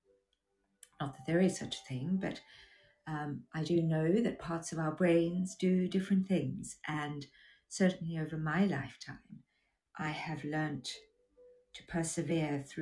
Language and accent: English; South Africa; moved away as an adult; also born or lived in United Kingdom / Australia; growing up in South Africa during the apartheid era